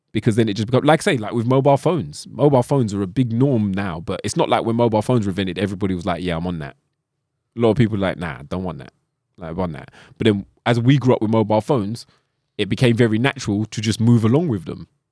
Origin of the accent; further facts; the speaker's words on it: London, United Kingdom; accent: London; With my London accent?